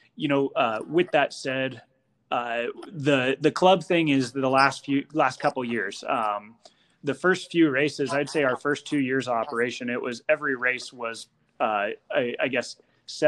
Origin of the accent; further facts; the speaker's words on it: Northern Colorado, United States; moved away as an adult; now in Wyoming, United States; I grew up in Northern Colorado. I moved up to Wyoming, I guess, it's been about 10 years now, but that was where I lived for the first 22 years of life.